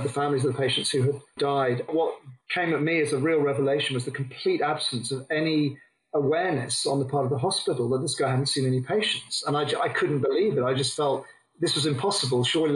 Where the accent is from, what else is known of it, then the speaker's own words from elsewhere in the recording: England, United Kingdom; now in Australia; came back to England